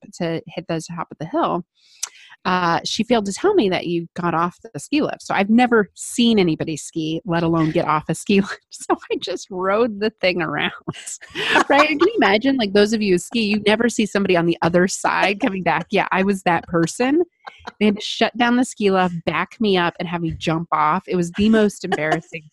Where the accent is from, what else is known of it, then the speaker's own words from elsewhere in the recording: Midwest, United States; I'm a Midwesterner